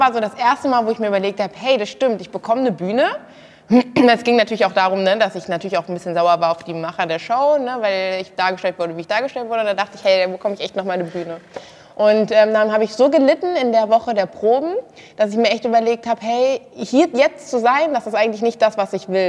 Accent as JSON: {"language": "German", "town": "Kassel", "region": "Hesse", "country": "Germany", "said": "Ich komme aus Kassel, bin auch 24"}